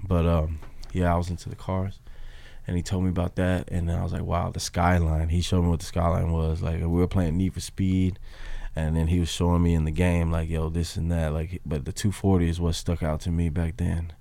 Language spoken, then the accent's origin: English; Memphis, Tennessee, United States; now in Los Angeles, United States; me coming from Memphis